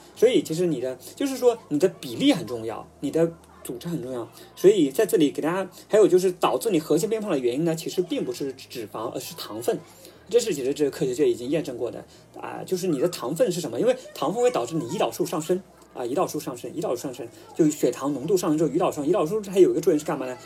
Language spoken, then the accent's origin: Chinese; China; 我们中国人喜欢吃的白粥啊、米面啊